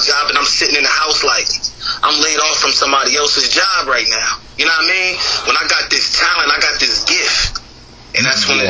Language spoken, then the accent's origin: English; New Jersey, United States; I'm actually from New Jersey